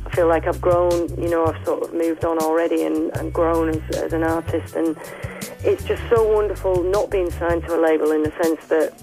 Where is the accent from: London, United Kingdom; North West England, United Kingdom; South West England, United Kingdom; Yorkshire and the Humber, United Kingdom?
Yorkshire and the Humber, United Kingdom; accent: Northern; The Northern accent, I come from Yorkshire